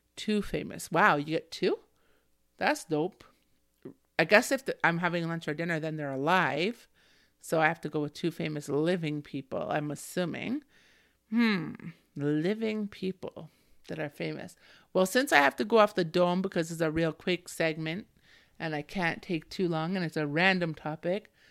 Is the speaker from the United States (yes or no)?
no; Canada; me as a Canadian